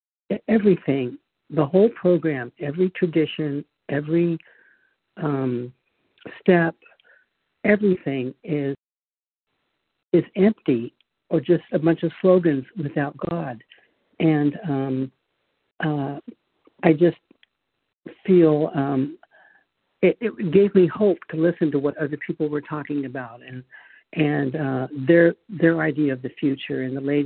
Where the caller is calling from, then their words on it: Charlotte, North Carolina, United States; Oh, North Carolina, Charlotte, North Carolina.